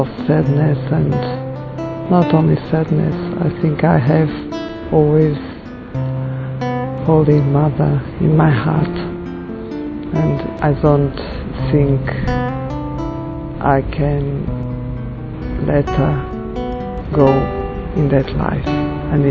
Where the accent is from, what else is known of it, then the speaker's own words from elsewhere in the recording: Portugal; I'm from Portugal.